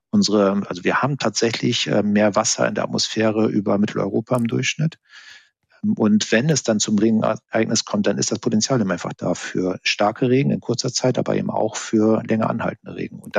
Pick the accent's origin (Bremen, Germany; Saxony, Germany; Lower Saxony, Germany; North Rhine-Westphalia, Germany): Bremen, Germany; Da habe ich Bilder aus meiner Jugend von Bremen in Erinnerung